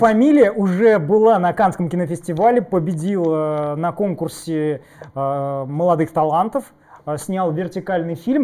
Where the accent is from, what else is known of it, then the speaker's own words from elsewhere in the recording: Tatarstan, Russia; я из, э, Татарстана